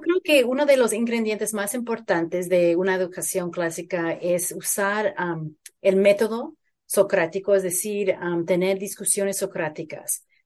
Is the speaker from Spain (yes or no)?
no; Phoenix, Arizona, United States; Yo crecí en Phoenix, en Arizona